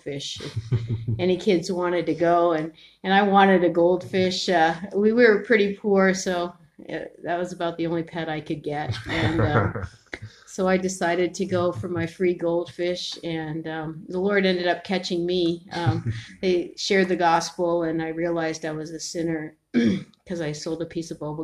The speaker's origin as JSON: {"language": "English", "region": "Ontario", "country": "Canada", "tie": "born or raised there", "also_born_or_lived": "San Francisco, United States / northern British Columbia, Canada", "said": "we immigrated to Canada when I was 3."}